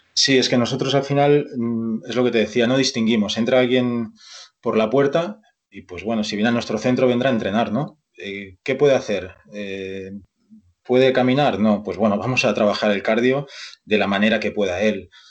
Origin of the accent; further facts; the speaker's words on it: Barcelona, Catalonia, Spain; moved away as an adult; now in Vigo, Spain; yo nací en Barcelona y estudié allí INEF. Eh, Todos mis estudios fueron allí